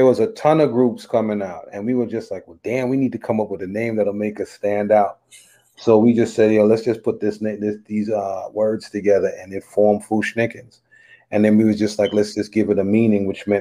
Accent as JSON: {"language": "English", "town": "New York City", "region": "New York", "country": "United States", "tie": "born or raised there", "said": "growing up in Brooklyn"}